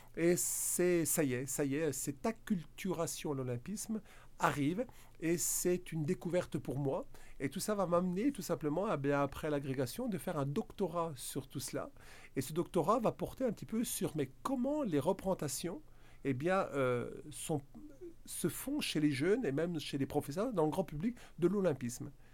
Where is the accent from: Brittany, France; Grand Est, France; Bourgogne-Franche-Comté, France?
Bourgogne-Franche-Comté, France; accent: franc-comtois; Vous l'avez peut-être reconnu par mon accent, hein, franc-comtois. Hein. Je ne suis pas belge, je suis bien franc-comtois.